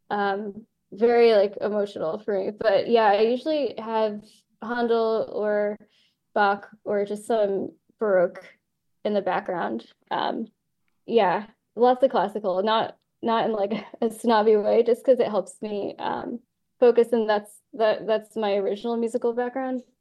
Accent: Ireland; Yeah, I'm Irish, and I was not okay with it.

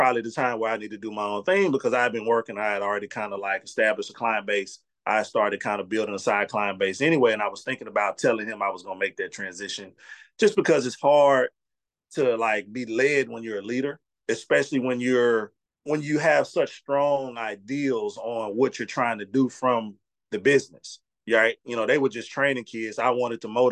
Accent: Mississippi, United States; I'm from Mississippi

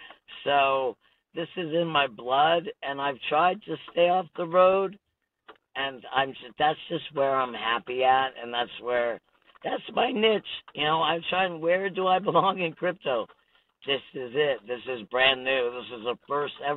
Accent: Connecticut, United States; now in Washington, United States; I'm from Connecticut and it rains there

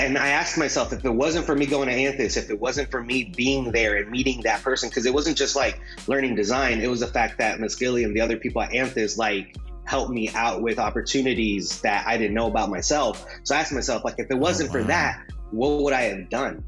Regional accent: Fort Wayne, Indiana, United States; first language Spanish; English is a second language; also born or lived in Juarez, Mexico; The place we were from in Mexico, Juarez, a uh, very violent place, not a good place to raise kids. So, you know, my parents came here uh, to the U.S. at the age of five, came here to, to Fort Wayne, and kind of grew up um, in the very traditional sense

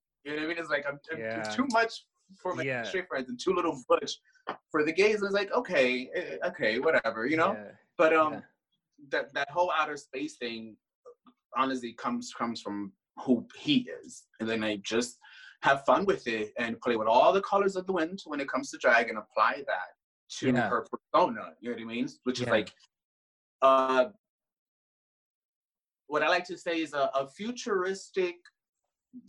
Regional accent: Puerto Rico; accent: Puerto Rican; I talk like a true Puerto Rican.

